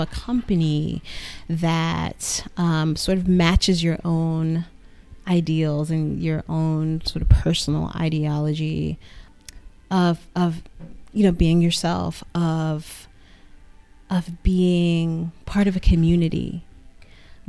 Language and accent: English; New York, United States; I'm from New York